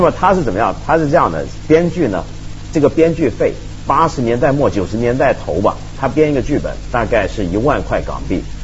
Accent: Taiwan; 我小时候在台湾住嘛

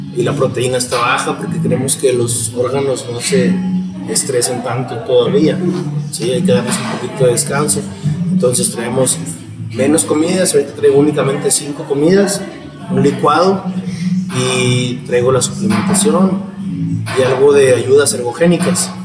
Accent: Saltillo, Coahuila, Mexico; soy aquí originario de Saltillo

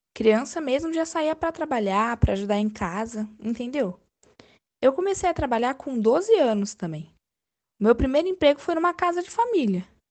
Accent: Paraguaçu, Minas Gerais, Brazil; also born or lived in Eloi Mendes / Poços de Caldas / Campinas; now in Hortolândia, Brazil; Eu nasci em outubro de 54, em Eloy Mendes, Minas Gerais. Mas eu acho que uns 12 anos eu morei em Paraguaçu, que fica em Minas também

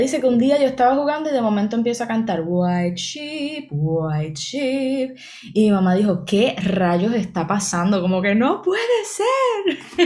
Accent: Puerto Rico; born or raised there

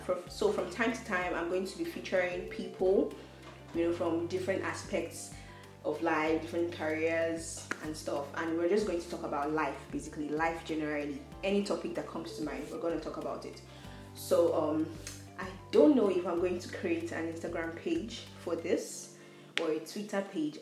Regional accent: Nigeria; I am a Nigerian

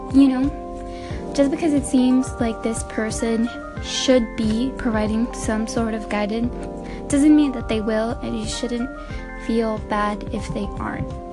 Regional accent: Mexico; moved away; I'm from Mexico

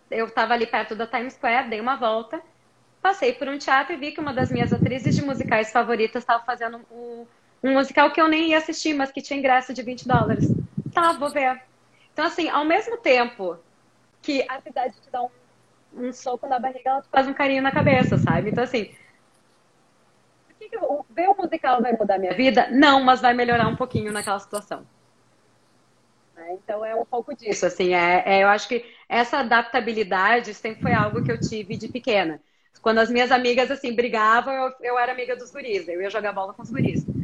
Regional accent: Brazil; a minha sorte foi que eu cresci no Brasil e que as coisas que eu gostava não eram tão populares no Brasil.

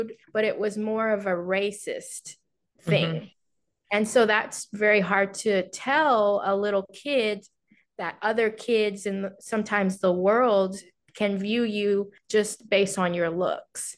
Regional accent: Houston, Texas, United States; also born or lived in Wuhu, China; growing up in Houston, Texas, a pretty diverse place

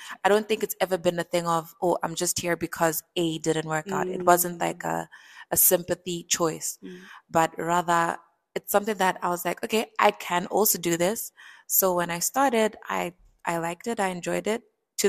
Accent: Botswana; So I would say I was raised in Botswana.

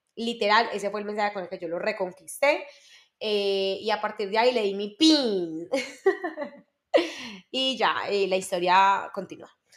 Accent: Medellín, Antioquia, Colombia; soy de Medellín, nací en Medellín

